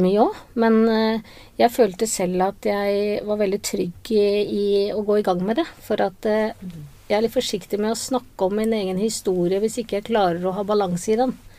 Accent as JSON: {"language": "Norwegian", "region": "Oslo", "country": "Norway", "moved": "as an adult", "lives_now": "Grimstad, Norway", "said": "jeg er opprinnelig fra Oslo, og jeg trives veldig godt på Sørlandet."}